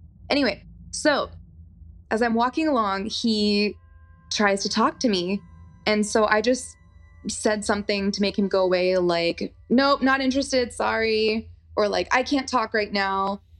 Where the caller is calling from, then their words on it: Austin, Texas, United States; I am from Austin, Texas.